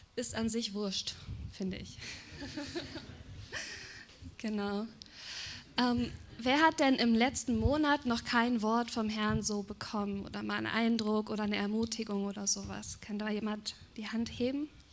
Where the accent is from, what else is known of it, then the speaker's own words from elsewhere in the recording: Germany; bin Deutsche, wir Deutschen